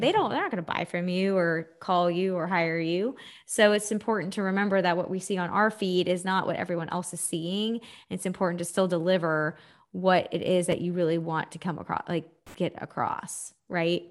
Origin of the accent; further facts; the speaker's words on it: Texas, United States; I'm from Texas